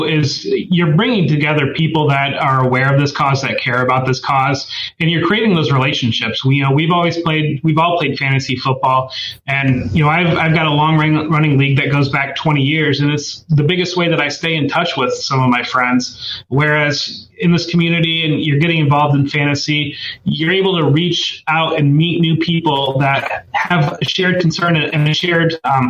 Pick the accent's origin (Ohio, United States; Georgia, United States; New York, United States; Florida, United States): Ohio, United States; Northwest; also born or lived in Columbus, Ohio; I actually grew up in Ohio. I grew up in Columbus. I grew up in Northwest Ohio. So I grew up in a small town in Northwest Ohio. So I've lived in Ohio my entire life.